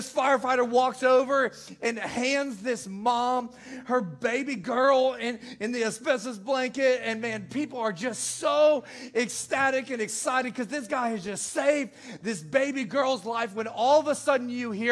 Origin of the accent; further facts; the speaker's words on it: Naperville, Illinois, United States; I'm from the Chicagoland area